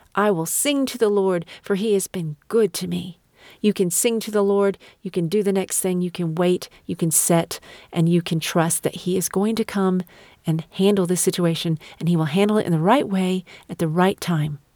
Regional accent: United States; I'm an American

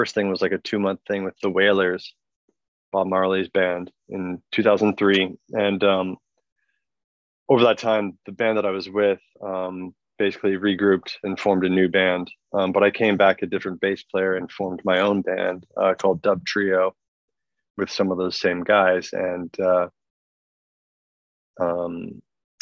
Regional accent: Toronto, Ontario, Canada; I grew up in Toronto

